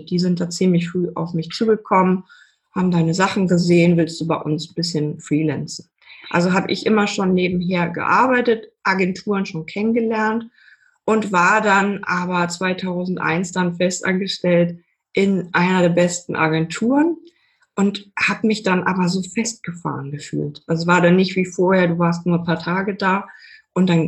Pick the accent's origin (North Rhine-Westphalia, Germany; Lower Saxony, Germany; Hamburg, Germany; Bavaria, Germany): Hamburg, Germany; Genau, also bei mir war das so, ich komme aus Hamburg, war sehr kreativ, habe ganz viel gemalt, meine ganze Jugend immer nur gesessen und gemalt